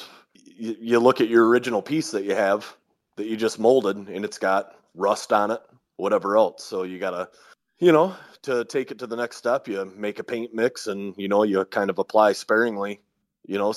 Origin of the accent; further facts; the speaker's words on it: Kalamazoo, Michigan, United States; Kalamazoo, Michigan, which is my hometown